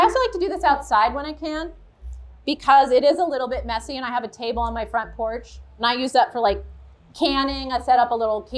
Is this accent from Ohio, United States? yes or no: yes; Ohio, United States; moved away as an adult; also born or lived in California; I moved back to Ohio like 9 years ago or so